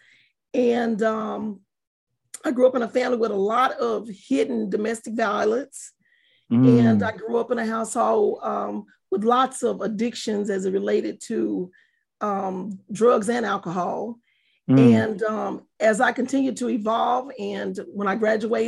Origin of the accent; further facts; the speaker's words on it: Palestine, Texas, United States; also born or lived in Tucker, Texas; I'm from Palestine, Texas. More specifically, I'm from a real small country town called Tucker